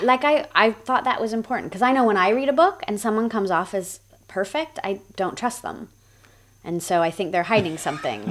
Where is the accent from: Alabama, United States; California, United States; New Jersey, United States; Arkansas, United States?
California, United States; also born or lived in Australia; I've lived in Australia and I'm from California